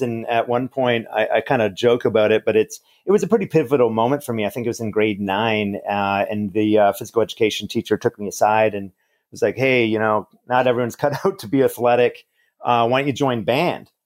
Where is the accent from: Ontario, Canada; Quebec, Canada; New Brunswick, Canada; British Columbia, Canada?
Quebec, Canada; Montreal; Growing up in Montreal, Canada